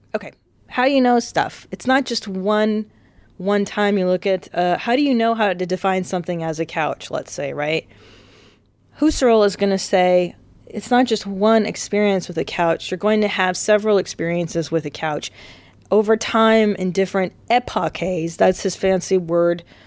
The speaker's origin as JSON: {"language": "English", "region": "California", "country": "United States", "tie": "born or raised there", "also_born_or_lived": "Windsor, Ontario, Canada", "said": "I was raised in California, but the first four lives of my, four lives, four years of my life were spent in Canada"}